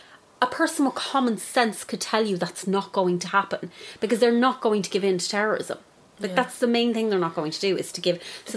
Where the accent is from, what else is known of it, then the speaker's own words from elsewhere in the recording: Ireland; But then I grew up in the Republic, so it's a very, very different... A very different thing. I grew up not being afraid of war.